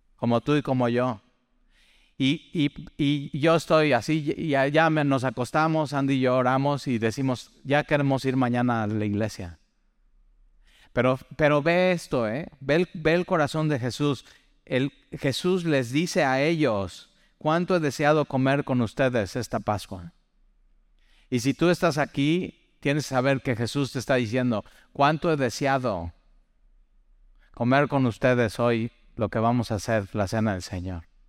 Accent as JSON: {"language": "Spanish", "country": "Mexico", "said": "para los mexicanos"}